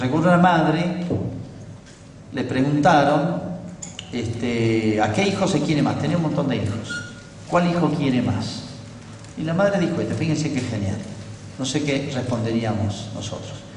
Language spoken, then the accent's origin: Spanish; Argentina; yo soy argentino, vivo acá